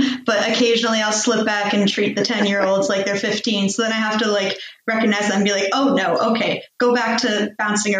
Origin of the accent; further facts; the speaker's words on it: United States; moved away as an adult; now in Sweden; I grew up in American public schools